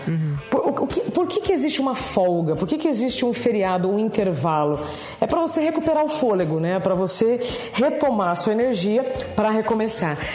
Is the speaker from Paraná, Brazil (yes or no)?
yes; northern Paraná, Brazil; now in São Paulo, Brazil; Eu sou do norte do Paraná. Eu estou em São Paulo Paulo há 24 anos